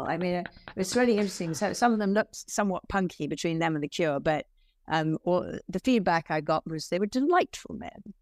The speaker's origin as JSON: {"language": "English", "region": "London", "country": "United Kingdom", "tie": "born or raised there", "also_born_or_lived": "Hillingdon, Middlesex", "accent": "English", "moved": "as an adult", "lives_now": "United States", "said": "I grew up in, uh, Merton Park. It's very close to Wimbledon"}